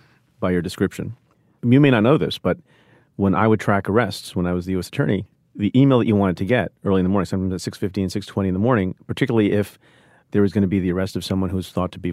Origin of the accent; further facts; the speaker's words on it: Eatontown, New Jersey, United States; Mine is Eatontown, New Jersey.